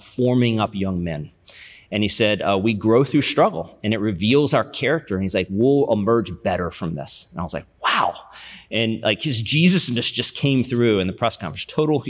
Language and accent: English; Charlottesville, Virginia, United States; born there; So I was born in Charlottesville, where the University of Virginia is. My dad was doing his MBA when I was born, so I was born and bred to be a Cavalier fan.